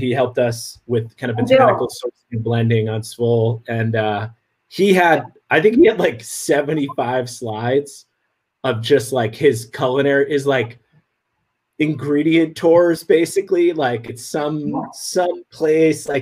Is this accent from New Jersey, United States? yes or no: yes; New Jersey, United States; also born or lived in West Village, New York; I grew up in New Jersey